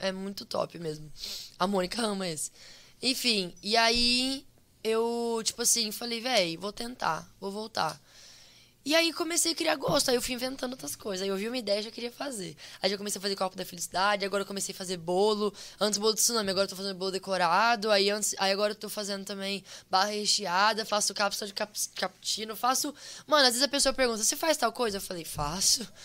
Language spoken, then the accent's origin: Portuguese; Brazil; moved away; sou brasileiro